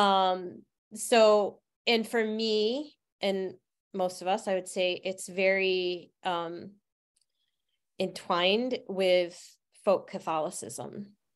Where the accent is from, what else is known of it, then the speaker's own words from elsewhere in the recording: Utica, New York, United States; I grew up in Utica, New York